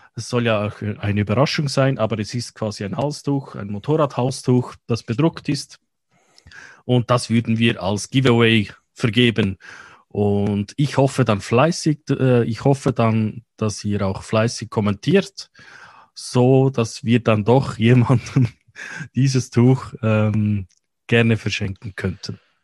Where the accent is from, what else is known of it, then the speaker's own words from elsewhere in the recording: Switzerland; wie wir in der Schweiz sagen